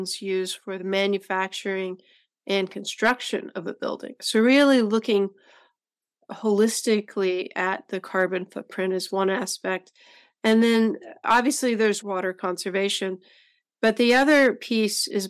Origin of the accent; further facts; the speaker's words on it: Decatur, Texas, United States; Decatur, Texas, which happens to be my hometown